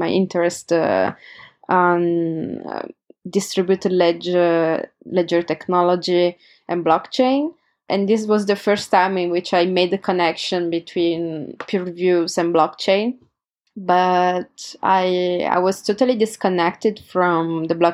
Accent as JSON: {"language": "English", "town": "Turin", "region": "Piedmont", "country": "Italy", "tie": "born or raised there", "said": "my hometown, Turin, in Italy"}